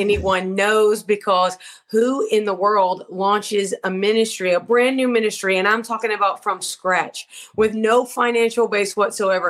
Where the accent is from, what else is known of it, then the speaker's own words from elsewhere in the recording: Georgia, United States; my husband, I'm from Georgia, you know, but he's from the United Kingdom